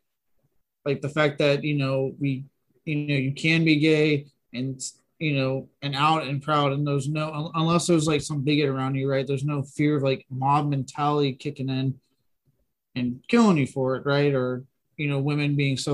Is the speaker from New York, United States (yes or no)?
no; East Texas, United States; I was born in East Texas